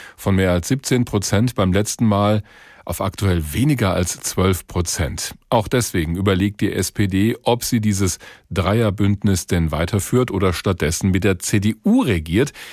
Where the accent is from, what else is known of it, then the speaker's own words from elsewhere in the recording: Hesse, Germany; als Hesse